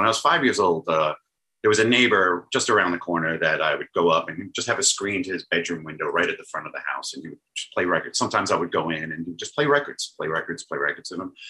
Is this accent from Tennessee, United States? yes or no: no; New York City, New York, United States; also born or lived in Manhattan / Long Island; I was born in Far Rockaway, Queens. How appropriate that I was born in Queens.